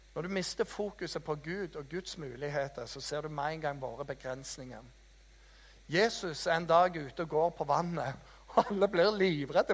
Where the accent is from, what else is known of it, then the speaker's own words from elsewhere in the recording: Jæren, Rogaland, Norway; jeg er fra Jæren, vet du, janteloven ble oppfunnet av oss